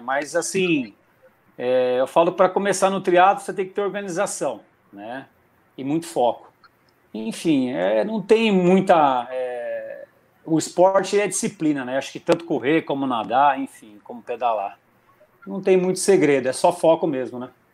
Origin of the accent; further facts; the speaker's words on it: near Atibaia, São Paulo, Brazil; sou de São Paulo, próximo a Tibaia